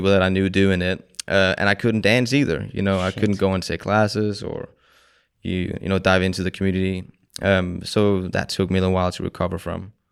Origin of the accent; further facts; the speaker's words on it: Denmark; moved away as an adult; now in London, United Kingdom; I'm from Denmark